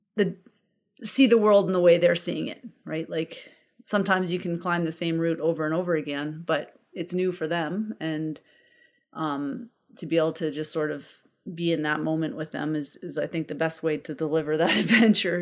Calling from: Canmore, Alberta, Canada; I am calling in from Camor, Alberta

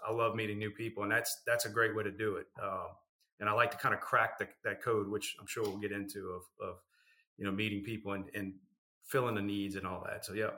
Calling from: New Orleans, Louisiana, United States; New Orleans.

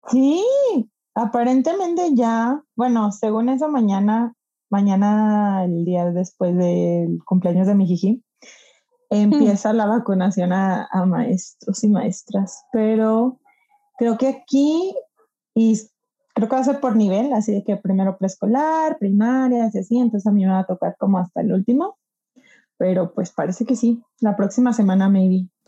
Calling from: Toluca, State of Mexico, Mexico; Hace poco les escribí en Instagram sobre Epiphany. Soy de Toluca y me encanta su podcast

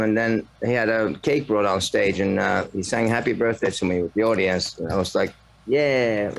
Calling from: Finland; It's 6:45 here. It's in Finland.

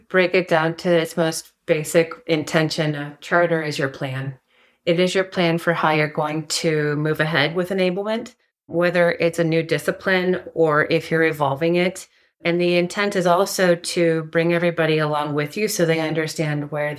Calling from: Trinidad, Colorado, United States; I am dialing in from Southern Colorado. If you've ever heard of Trinidad, Colorado, it is about 20 miles north of the New Mexico border.

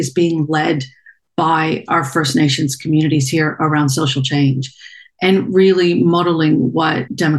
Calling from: Perth, Western Australia, Australia; You'd probably know it as Southwest Western Australia. So I'm joining you from the city of Perth.

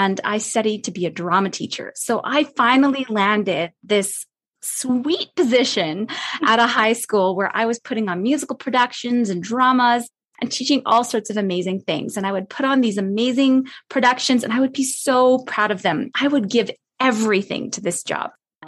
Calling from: Calgary, Alberta, Canada; I'm coming from Canada. So we're touching base across the continent here. And where I'm at, it's Calgary, Alberta. I'm at the foothills of the Rocky Mountains.

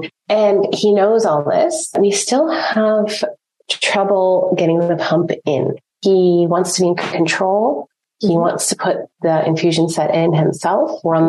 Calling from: Ontario, Canada; I'm calling in from Ontario, Canada.

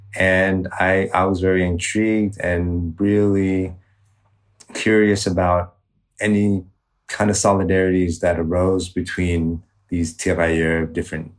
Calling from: Ho Chi Minh City, Vietnam; I am calling in from Saigon, also known as Ho Chi Minh City, Vietnam.

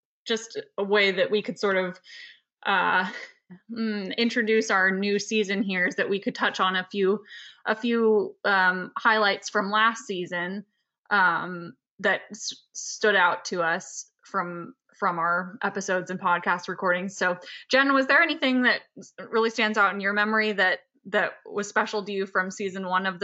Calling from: Saratoga Springs, New York, United States; I'm calling in from Saratoga Springs, New York

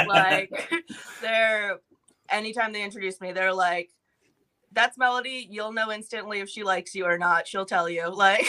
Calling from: Tempe, Arizona, United States; I'm in Tempe, Arizona right now.

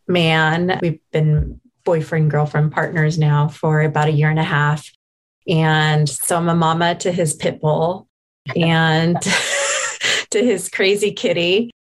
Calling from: Portland, Oregon, United States; I'm dialing in from Portland, Oregon. So the Pacific Northwest.

